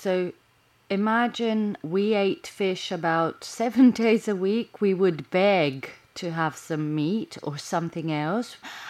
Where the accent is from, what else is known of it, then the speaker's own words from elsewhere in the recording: Chania, Crete, Greece; I mean, I'm from Chania, which is in the northwest. Heraklio is the biggest one.